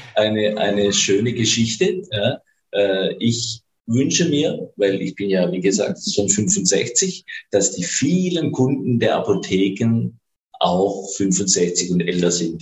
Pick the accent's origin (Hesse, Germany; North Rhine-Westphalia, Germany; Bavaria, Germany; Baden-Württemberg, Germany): Baden-Württemberg, Germany; Swabia; accent: Swabian; Und ich kann meinen schwäbischen Akzent ja nicht unterdrücken. Ich bin halt mhm. Schwabe